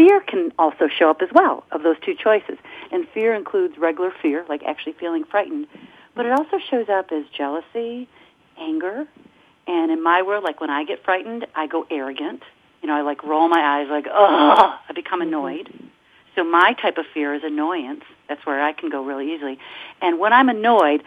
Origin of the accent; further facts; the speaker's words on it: Michigan, United States; I'm from the Michigan area